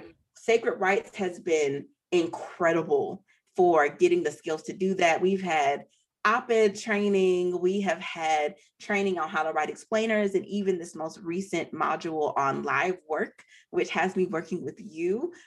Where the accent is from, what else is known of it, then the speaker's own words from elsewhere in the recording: Nashville, Tennessee, United States; moved away as an adult; also born or lived in Oberlin, Ohio; I grew up in Nashville.